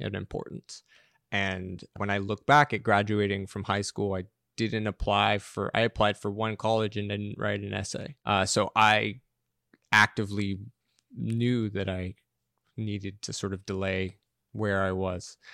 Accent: Los Angeles, California, United States; moved away as an adult; also born or lived in Santa Monica; now in New York, United States; I grew up in in Los Angeles, just outside of Venice Beach, Mar Vista

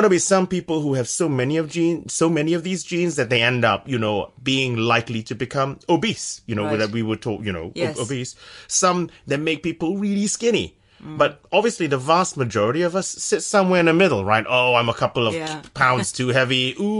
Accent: San Francisco, California, United States; now in Cambridge, United Kingdom; So I'm from San Francisco. I don't sound like my wife's English. But so I did my undergraduate at the University of California at Berkeley.

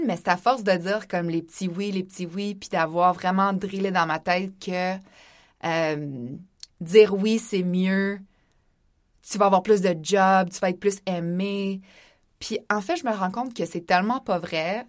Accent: Laurentides, Quebec, Canada; j'ai grandi dans les Laurentides

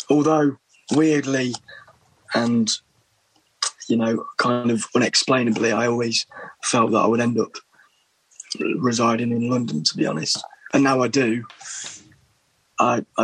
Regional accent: Berlin, Germany; born there; Hence, why I was born in Berlin. Actually, I was

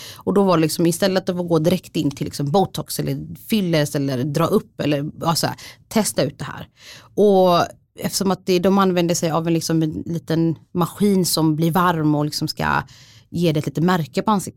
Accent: Sweden; jag är svensk för jag har bott här hela mitt liv

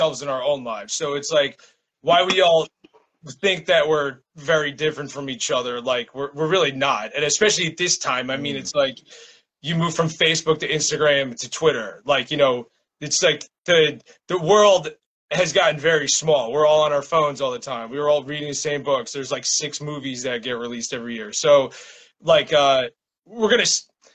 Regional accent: New Jersey, United States; now in Williamsburg, Brooklyn, United States; I'm from New Jersey

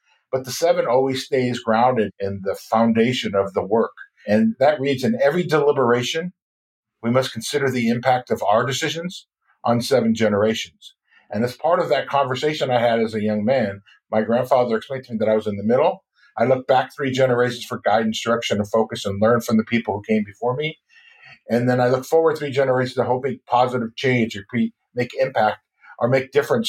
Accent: Fort Peck Indian Reservation, Montana, United States; I come from the Assiniboine Sioux tribe on the Fort Peck Indian Reservation in northeastern Montana.

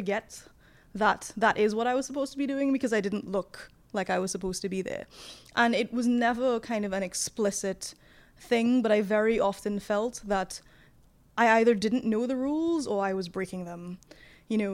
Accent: Trinidad & Tobago; moved away as an adult; also born or lived in London, United Kingdom; I was raised in the Caribbean

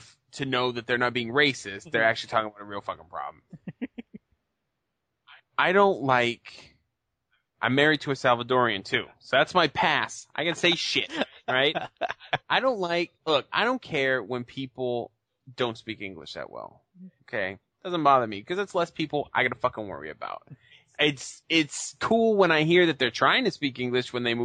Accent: Boston, Massachusetts, United States; I'm from Boston, so everyone's Irish pretty much

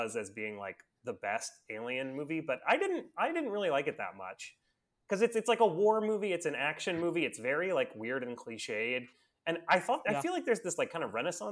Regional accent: Florida, United States; I grew up in Florida

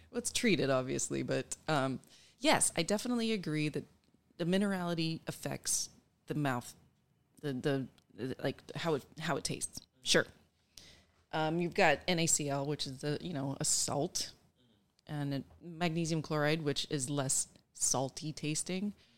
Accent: Nebraska, United States; moved away; also born or lived in Colorado / Texas; I grew up in Nebraska

